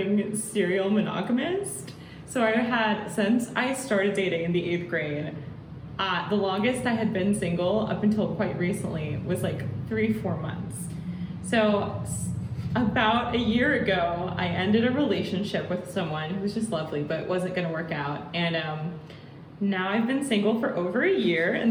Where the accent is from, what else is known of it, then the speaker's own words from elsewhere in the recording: San Diego, California, United States; moved away; also born or lived in Princeton, New Jersey; I'm from San Diego, California.